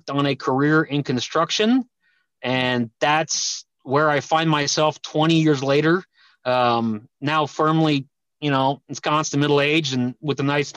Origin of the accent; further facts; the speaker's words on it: Denver, Colorado, United States; I grew up in Denver, Colorado, came from Eastern European background